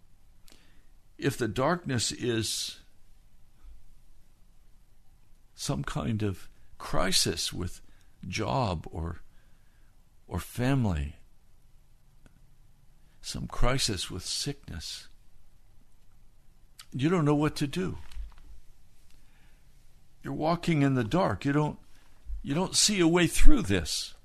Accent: United States; My orientation as an American

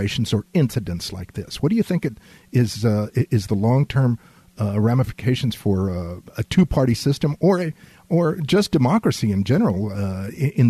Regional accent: Laredo, Texas, United States; I was born in Laredo

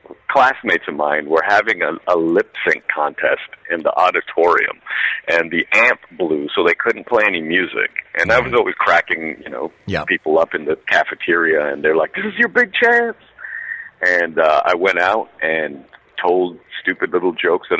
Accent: Toronto, Ontario, Canada; also born or lived in Port of Spain, Trinidad and Tobago; Trinidad and Tobago, shout out to all my people. grew up in Toronto, Canada

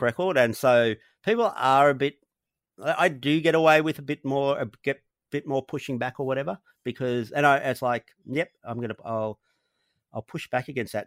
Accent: Australia; born or raised there

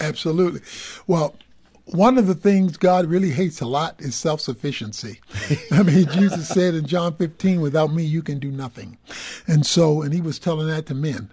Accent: Dallas, Texas, United States; I'm, I'm from Dallas

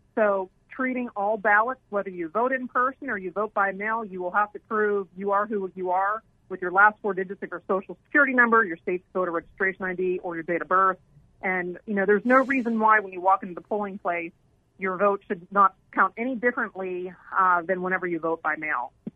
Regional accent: Pennsylvania, United States; moved away as an adult; also born or lived in New York; now in Arizona, United States; I had a chance to work for my then U.S. Senator Rick Santorum, since I'm from Pennsylvania

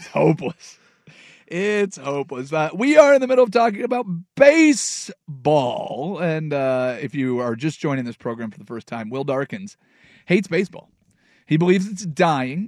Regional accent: the Northwest, Pacific Northwest, United States; growing up in the Northwest

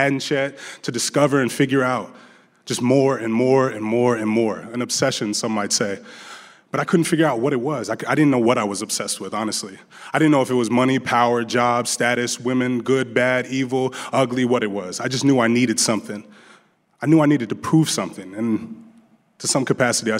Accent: Des Moines, Iowa, United States; also born or lived in Las Vegas; I had a fairly simple life growing up in Des Moines.

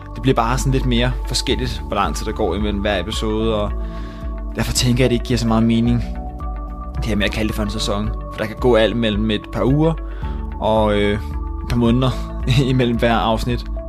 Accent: Rødovre, Capital Region of Denmark, Denmark; jeg kommer selv fra, fra Rødovre af

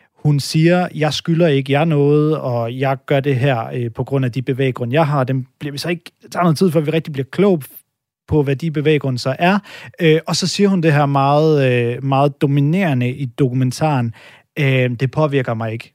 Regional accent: Denmark; hvid mand her, der er født og opvokset i Danmark

